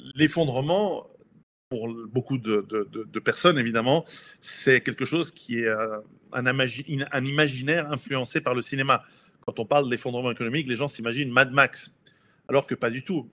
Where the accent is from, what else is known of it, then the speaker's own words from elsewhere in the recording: Switzerland; je suis suisse d'origine italienne